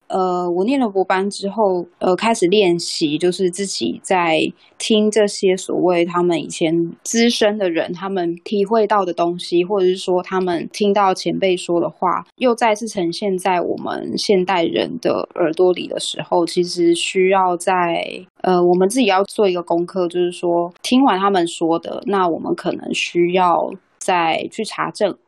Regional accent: Taichung, Taiwan; now in Taipei, Taiwan; 又搬回台北，因为我本身是台中人

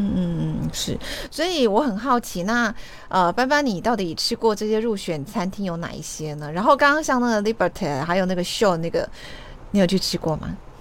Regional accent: Kaohsiung, Taiwan; 我们高雄人

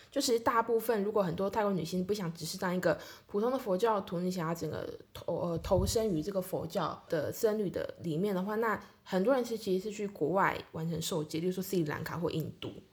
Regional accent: Taiwan; 我们台湾那边

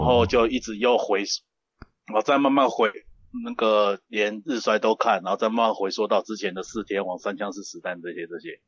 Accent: Taipei, northern Taiwan, Taiwan; also born or lived in Hualien, Taiwan; 从小就是在北部长大嘛嗯。然后有一段时间的话，跑到跑到东部花莲去了哇。然后小学毕业以后又再搬，又再搬回北部了

